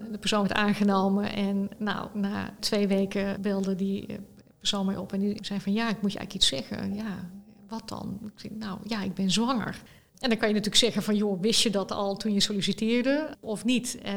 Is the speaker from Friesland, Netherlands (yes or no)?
no; Roosendaal, North Brabant, Netherlands; also born or lived in Leiden; Ik ben geboren in Rozendaal. dat is hier vlakbij.